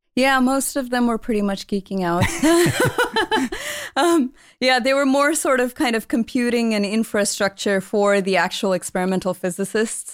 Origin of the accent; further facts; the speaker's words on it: Palo Alto, California, United States; growing up in the Bay Area, you're always surrounded by high tech